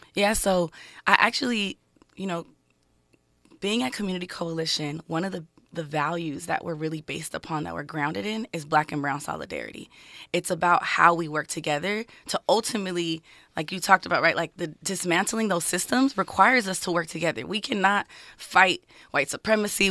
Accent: Los Angeles, California, United States; I grew up in L A, born and raised

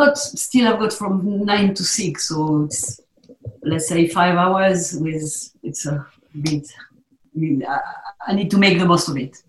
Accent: South East England, United Kingdom; But I'm a boy from the South Downs, born and bred

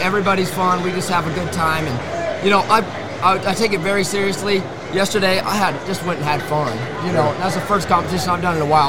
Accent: Washington, United States; I'm from Center, Washington. So, long ways from the south.

